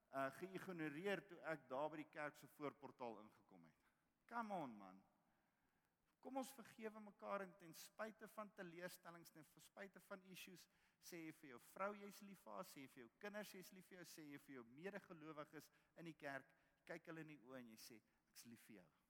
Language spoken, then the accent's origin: Afrikaans; South Africa; ons roep Afrikaner Ons is die enigste nasie in Afrika wat Afrika geroep word